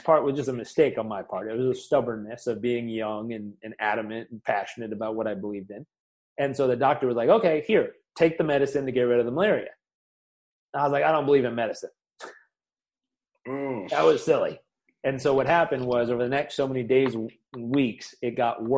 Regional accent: Southern California, United States; I grew up in Southern California

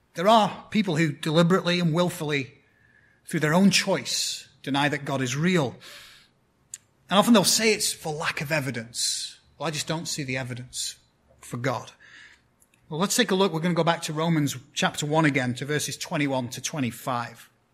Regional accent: 10 miles from Bolton, North West England, United Kingdom; moved away; It's a town called Bolton, which is 10 miles from my hometown.

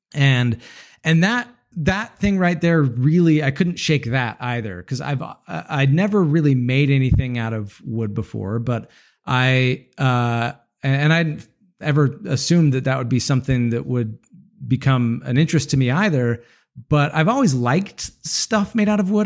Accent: Utah, United States; I'm from Utah, a lot of mountains around

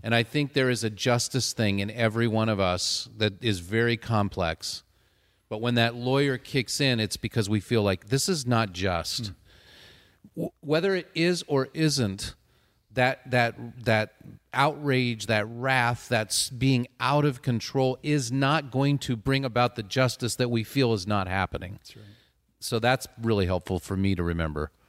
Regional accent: Southern California, United States; born or raised there

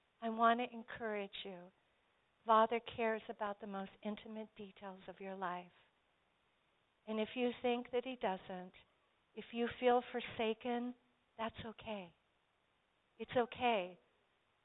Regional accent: Colorado Springs, Colorado, United States; when I was a little girl growing up in Colorado Springs

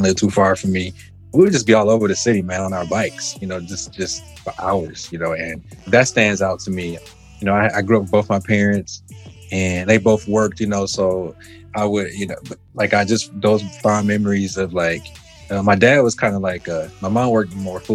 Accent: Detroit, Michigan, United States; my memories I have of growing up in Detroit

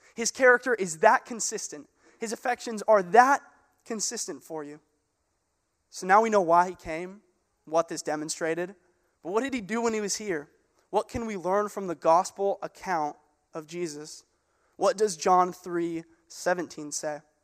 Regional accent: Gig Harbor, Washington, United States; I grew up in Gig Harbor. Uh, this is where I went to high school

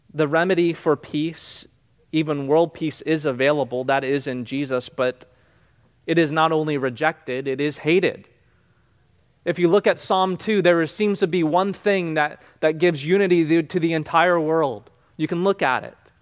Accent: New Jersey, United States; now in Florida, United States; I grew up in New Jersey

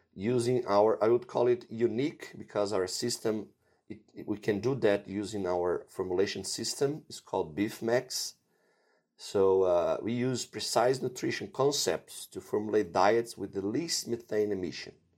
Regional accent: Brazil; also born or lived in Davis, California / Iowa; I am from Brazil

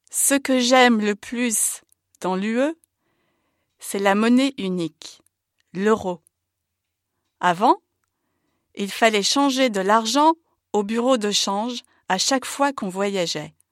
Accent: Belgium; also born or lived in Kraków, Poland; Je suis né à Cracovie, en Pologne, mais j'ai grandi en Belgique. Mon père est belge et ma mère est polonaise.

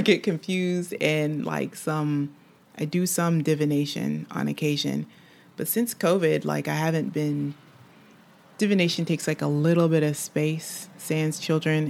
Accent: United States; moved away as an adult; now in France; I'm an American living in, in, in France

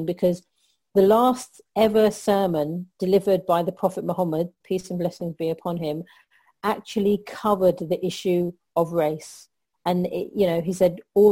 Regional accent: London, United Kingdom; I'm Pakistani heritage, even though born and bred in London

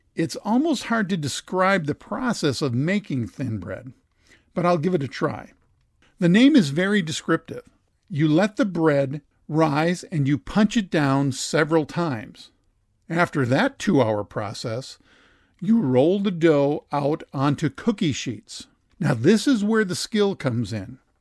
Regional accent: Dassel, Minnesota, United States; my hometown of Dassel, Minnesota

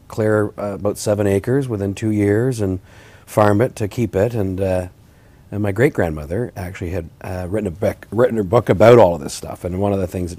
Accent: Huntsville, Ontario, Canada; So I'm from Huntsville.

